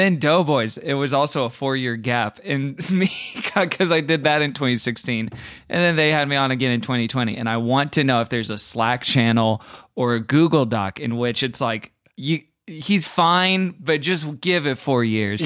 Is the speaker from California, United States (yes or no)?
no; Texas, United States; I'm from Texas. We all rode horses all the time growing up